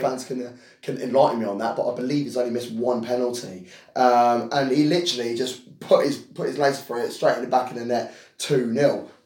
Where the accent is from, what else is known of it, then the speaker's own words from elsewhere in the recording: England, United Kingdom; I am a black British guy. Um, I was born and raised in this country